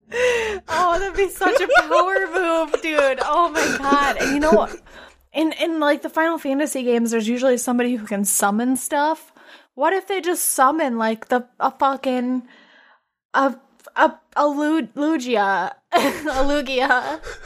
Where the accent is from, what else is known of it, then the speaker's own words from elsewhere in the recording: South Dakota, United States; moved away; we're from South Dakota